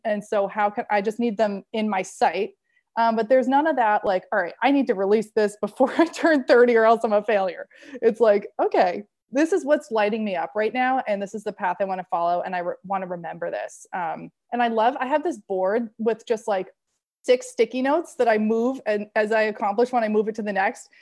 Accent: Maine, United States; moved away as an adult; now in California, United States; In California, I'm from Maine originally

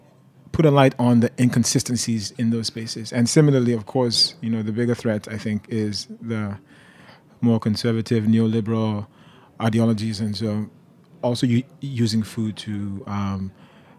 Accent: Nigeria; also born or lived in Detroit, United States; now in United States; I'm a Nigerian. I'm an immigrant

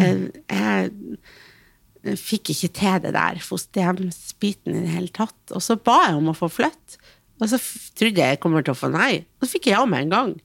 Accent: Hamarøy, Nordland, Norway; Jeg kommer fra ei lita øy. Mm. Jeg kommer fra Hamarøy, som er en mm. kjempevakker plass

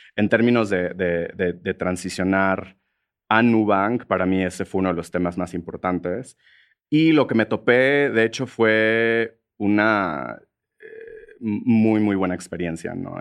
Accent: Monterrey, Nuevo León, Mexico; moved away as an adult; also born or lived in San Francisco, United States; now in Mexico City, Mexico; yo, crecí en Monterrey, que es una ciudad relativamente conservadora

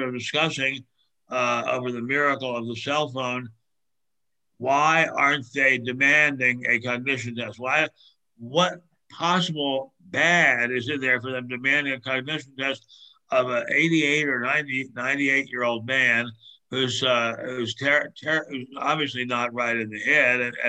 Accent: Maryland, United States; I grew up in Maryland, spent a lot of time in Delaware.

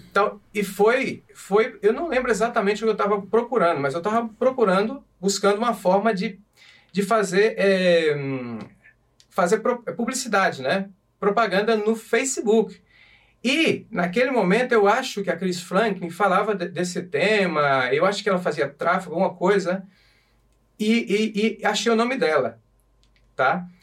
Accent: Brazil; moved away as an adult; also born or lived in Portugal; now in Madrid, Spain; quando eu saí do Brasil, eu saí fora para levantar capital

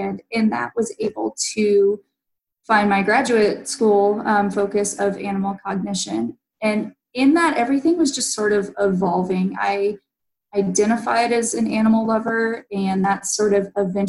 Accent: Newnan, Georgia, United States; I grew up in Noonan

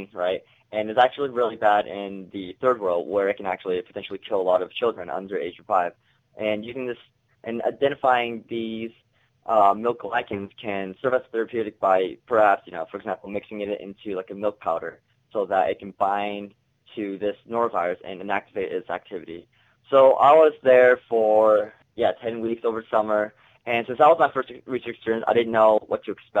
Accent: Oregon, United States; moved away as an adult; I grew up in Oregon, you know, all the way on the other coast

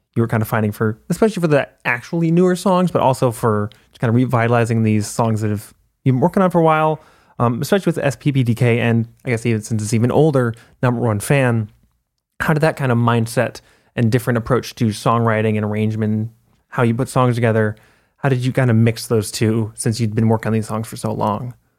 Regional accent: Minneapolis, Minnesota, United States; I'm from Minneapolis.

